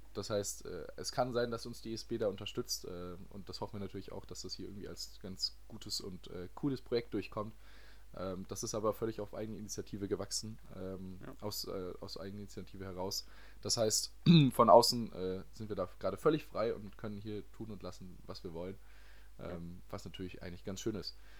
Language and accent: German; Baden-Baden, Baden-Württemberg, Germany; moved away as an adult; now in France; ich komme aus Baden-Baden.